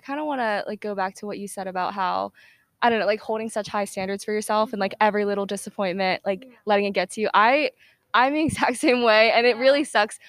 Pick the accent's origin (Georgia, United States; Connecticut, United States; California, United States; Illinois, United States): Georgia, United States; Atlanta; I'm from Atlanta